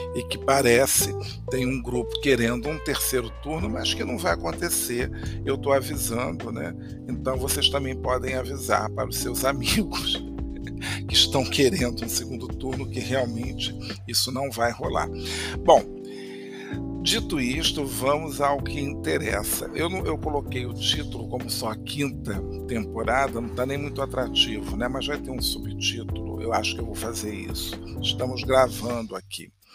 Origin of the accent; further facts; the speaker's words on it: Rio de Janeiro, Brazil; nem parece que eu sou carioca, não parece que eu moro no Rio de Janeiro